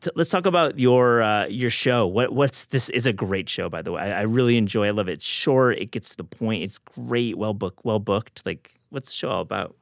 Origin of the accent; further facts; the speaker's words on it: Michigan, United States; I grew up in Michigan as well, so I, I, we're, we're, we're Midwesterners